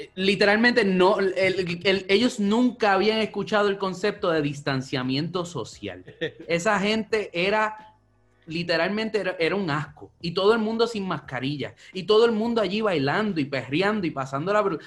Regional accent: Puerto Rico; como boricua

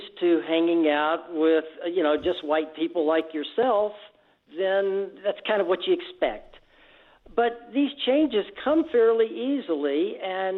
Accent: Birmingham, Alabama, United States; moved away as an adult; also born or lived in Texas / Houston; now in San Diego, United States; I grew up in Alabama. I went through high school in Birmingham

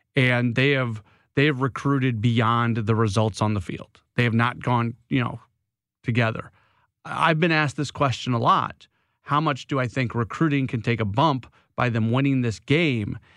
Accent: St. Louis, Missouri, United States; I grew up in Saint Louis

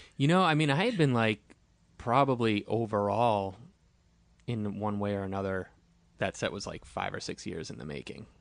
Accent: Boston, Massachusetts, United States; I'm from Boston.

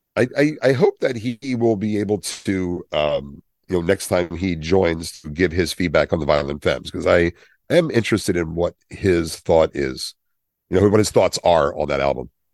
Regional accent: Willingboro, New Jersey, United States; where I grew up in Wellingboro, we had, it was broken into parts. It's a Levitt town.

